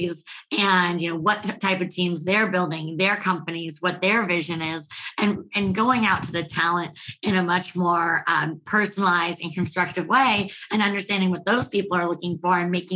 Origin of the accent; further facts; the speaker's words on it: Bay Area, California, United States; moved away as an adult; also born or lived in San Francisco; now in Austin, United States; I'm from the Bay Area